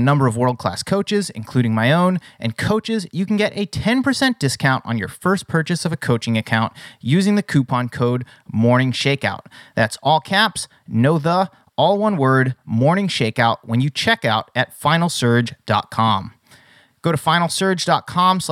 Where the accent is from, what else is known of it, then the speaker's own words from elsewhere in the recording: Massachusetts, United States; now in California, United States; Growing up in Massachusetts and competing for New Balance Boston, which is now called Battle Road Track Club, before moving to California